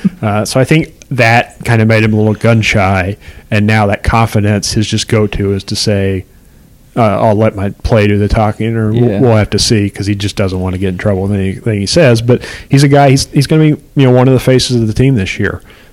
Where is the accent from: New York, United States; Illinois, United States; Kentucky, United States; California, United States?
Kentucky, United States; Paintsville; even though we're both from Paintsville, basically.